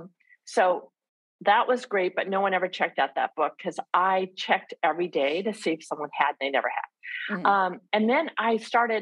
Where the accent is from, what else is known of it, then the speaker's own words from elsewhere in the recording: Southern California, United States; accent: American; I grew up in Southern California.